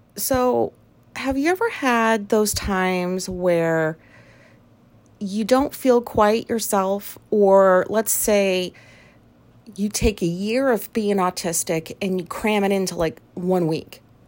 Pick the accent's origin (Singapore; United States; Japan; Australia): Japan; moved away; I was raised in Japan